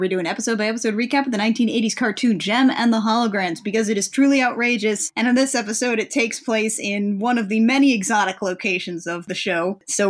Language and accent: English; Indiana, United States; we are both from Indiana ourselves.